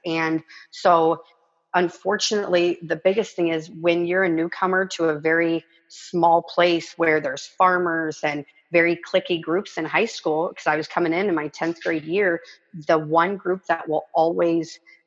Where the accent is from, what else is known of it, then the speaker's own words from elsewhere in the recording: Arkansas, United States; also born or lived in California; I grew up in Arkansas. We moved to California. So Arkansas is born, California. I was 6 years old